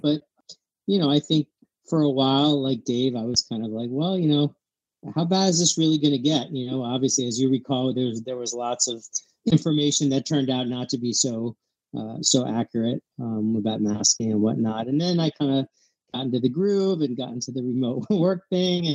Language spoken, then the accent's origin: English; Philadelphia, Pennsylvania, United States; also born or lived in New York City / California; I was born in New York City and grew up in Philadelphia, right downtown